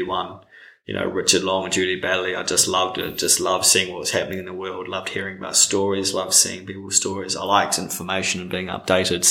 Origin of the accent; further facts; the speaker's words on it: Auckland, New Zealand; moved away as an adult; now in Wellington, New Zealand; born and raised in Auckland